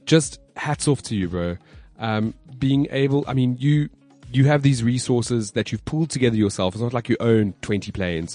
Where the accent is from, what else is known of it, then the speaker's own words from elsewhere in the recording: Johannesburg, Gauteng, South Africa; my hometown, Johannesburg.